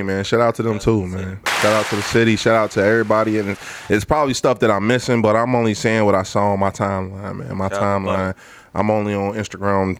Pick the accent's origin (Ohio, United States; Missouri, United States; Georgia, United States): Ohio, United States; Cincinnati; I'm from Cincinnati.